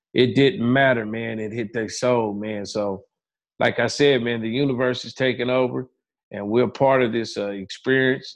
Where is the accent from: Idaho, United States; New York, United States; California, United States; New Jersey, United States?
California, United States; Pomona; growing up in Pomona, California